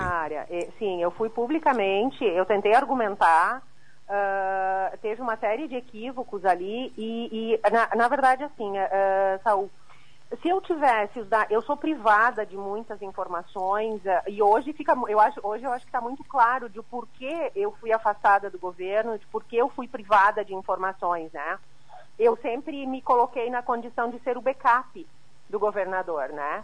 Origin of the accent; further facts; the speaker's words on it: Santa Catarina, Brazil; como catarinense